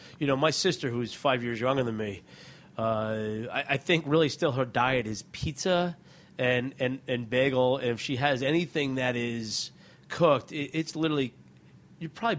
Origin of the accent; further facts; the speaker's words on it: Watchung, New Jersey, United States; also born or lived in Plainfield, New Jersey; I grew up in a town called Watchung, which is literally, you know, without traffic, a half hour from where we're sitting